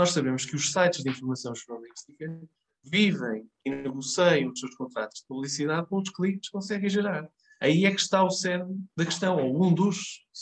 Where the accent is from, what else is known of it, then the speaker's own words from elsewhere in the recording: Marco de Canaveses, Porto District, Portugal; eu se for de Mar de Canaveses, vou ter aquela tentação de, de clicar, não é? Porque é a minha terra, pode ter acontecido a alguém.